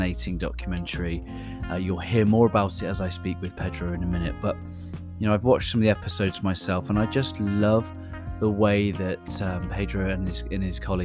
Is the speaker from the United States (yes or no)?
no; United Kingdom; accent: British; my British accent